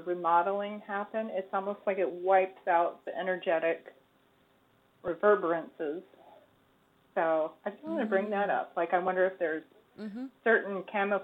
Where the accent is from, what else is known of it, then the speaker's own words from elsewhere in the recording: Charlotte, North Carolina, United States; the house that I grew up in Charlotte in historic neighborhood called Dilworth